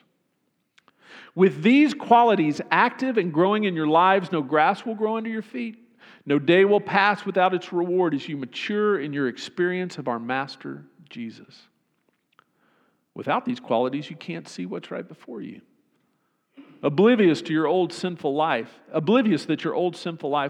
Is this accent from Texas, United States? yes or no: yes; Austin, Texas, United States; I grew up in Austin